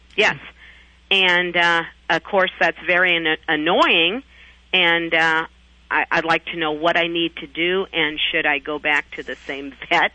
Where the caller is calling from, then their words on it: Rock Island, Illinois, United States; I'm calling from Rock Island, Illinois